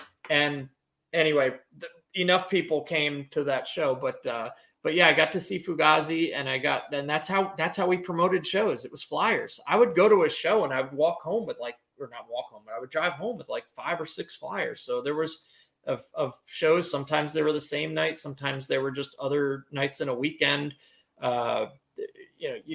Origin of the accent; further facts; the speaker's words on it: New Jersey, United States; we're from New Jersey.